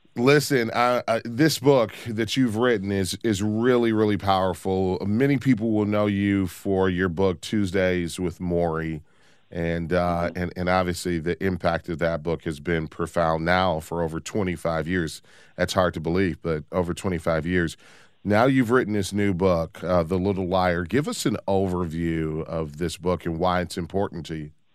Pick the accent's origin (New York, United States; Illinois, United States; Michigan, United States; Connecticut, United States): Michigan, United States; Detroit; I grew up in Detroit.